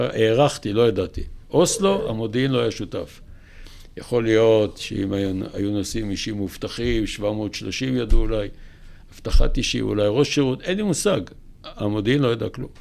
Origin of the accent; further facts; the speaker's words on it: Kiryat Motzkin, Haifa District, Israel; also born or lived in Hadera / Jerusalem; עברו לקריות, שם היה יותר אוכל. והייתי בכל הקריות, בעיקר בקריית מוצקין